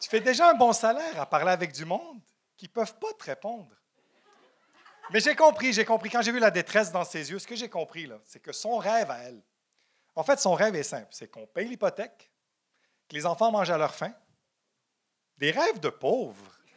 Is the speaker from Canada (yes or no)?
yes; Montreal, Quebec, Canada; Je suis né à Ville-Saint-Laurent.